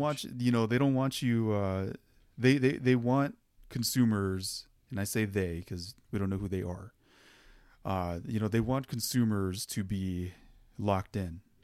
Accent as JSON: {"language": "English", "region": "Arizona", "country": "United States", "said": "we're from Arizona"}